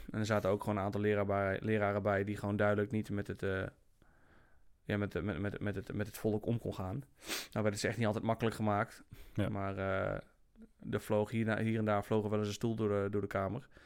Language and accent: Dutch; Apeldoorn, Gelderland, Netherlands; also born or lived in Germany; Ja, nou, ik ben geboren in Duitsland.